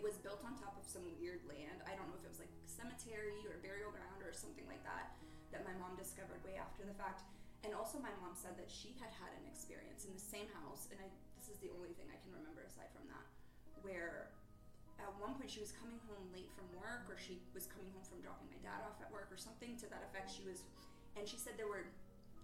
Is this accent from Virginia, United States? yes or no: no; Massachusetts, United States; moved away; I'm from Massachusetts.